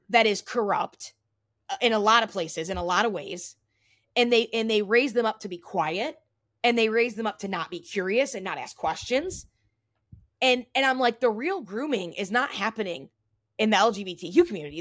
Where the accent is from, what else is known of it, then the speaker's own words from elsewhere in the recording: Toledo, Ohio, United States; my hometown